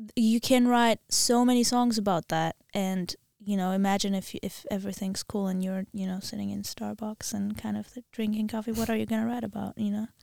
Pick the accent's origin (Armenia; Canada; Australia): Armenia; English is a second language; also born or lived in Wisconsin; I'm from Armenia, and we learn it at school